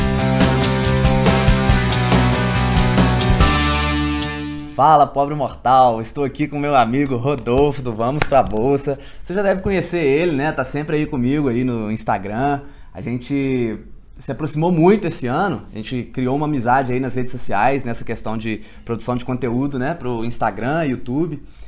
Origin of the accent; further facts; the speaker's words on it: Minas Gerais, Brazil; also born or lived in Juiz de Fora; eu sou lá de Minas, moro em Juiz de Fora